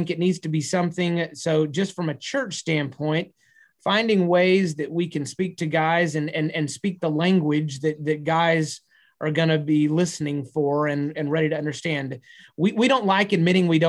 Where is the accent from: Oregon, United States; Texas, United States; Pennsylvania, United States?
Texas, United States; I'm a Texan